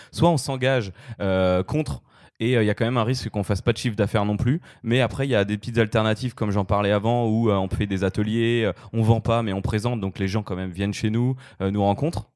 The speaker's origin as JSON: {"language": "French", "country": "France", "said": "en tant que Français"}